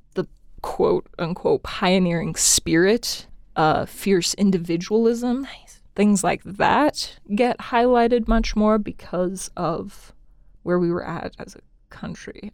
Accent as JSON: {"language": "English", "town": "Cody", "region": "Wyoming", "country": "United States", "also_born_or_lived": "Laramie, Wyoming", "said": "I'm originally from Cody, Wyoming, up north."}